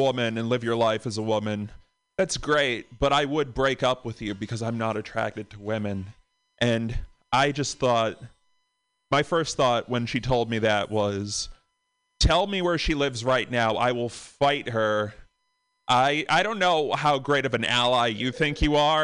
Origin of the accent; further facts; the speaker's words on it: Boston, Massachusetts, United States; from Boston